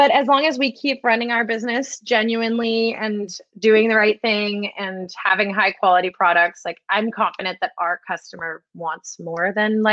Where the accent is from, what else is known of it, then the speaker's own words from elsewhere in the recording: California, United States; I'm from California.